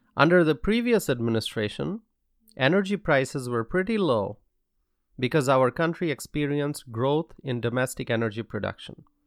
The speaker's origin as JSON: {"language": "English", "country": "United States", "said": "I am here addressing you all as an American citizen"}